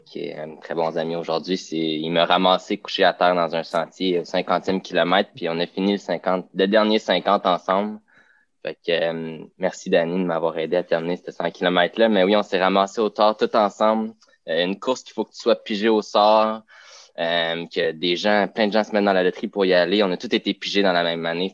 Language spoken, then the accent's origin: French; Rive-Nord, Quebec, Canada; je suis de la oh. Rive-Nord